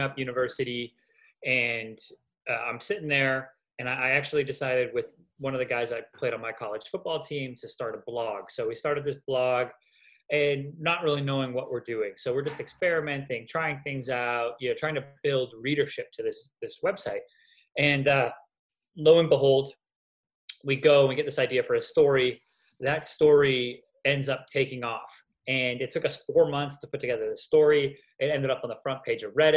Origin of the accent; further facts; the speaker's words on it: Canada; now in Los Angeles, United States; I'm also Canadian